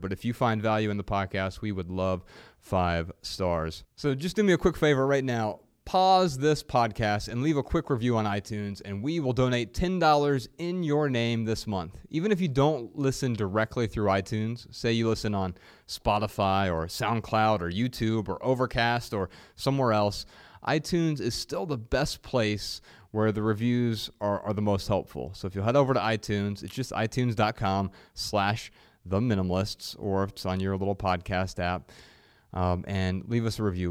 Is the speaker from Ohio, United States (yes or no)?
yes; Dayton, Ohio, United States; I'm from Dayton, Ohio